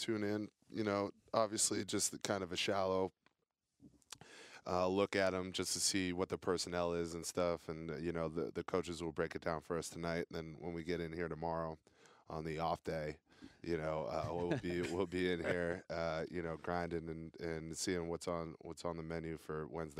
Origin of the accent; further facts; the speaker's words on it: New Hampshire, United States; And I'm actually originally, you know, from the Northeast. {S1} Yep. {S4} You know, I'm from New Hampshire. So not too far away from home.